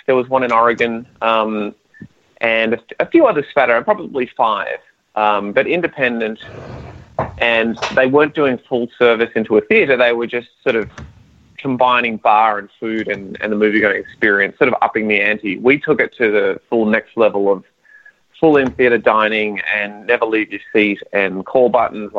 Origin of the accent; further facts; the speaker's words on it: Melbourne, Victoria, Australia; accent: Australian; moved away as an adult; now in Chicago, United States; I was born in Melbourne